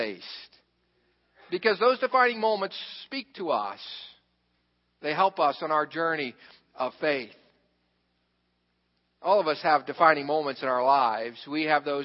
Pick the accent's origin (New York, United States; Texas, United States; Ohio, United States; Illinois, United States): Ohio, United States; Xenia; I grew up in Xenia, Ohio